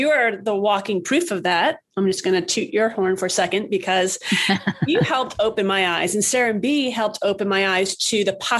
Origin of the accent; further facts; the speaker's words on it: New York City, New York, United States; also born or lived in Westchester, New York / Florida; I grew up in the Bronx and I lived in Westchester, New York, and I lived in Florida and different places